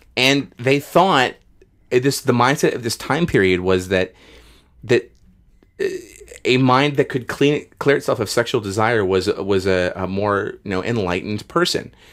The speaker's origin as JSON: {"language": "English", "country": "United States"}